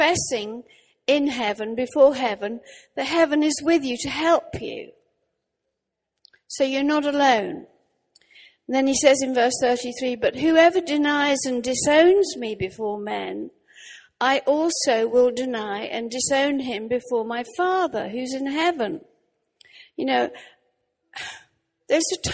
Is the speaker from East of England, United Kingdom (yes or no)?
yes; Norwich, East of England, United Kingdom; I'm actually from Norwich in Norfolk